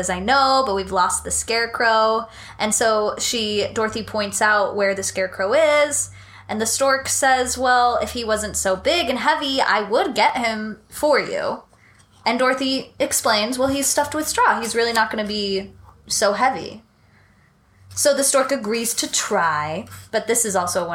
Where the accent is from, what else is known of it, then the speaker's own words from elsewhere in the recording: California, United States; I grew up in California